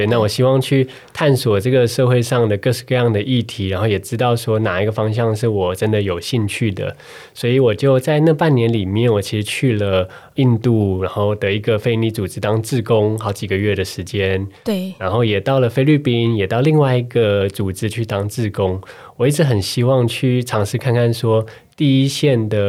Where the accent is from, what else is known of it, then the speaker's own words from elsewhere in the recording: Taiwan; 他们知道我从台湾来以后